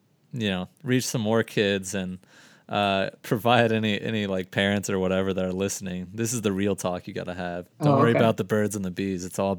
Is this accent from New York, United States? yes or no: no; Florida, United States; You know, I'm from Florida. I didn't have shit for winter.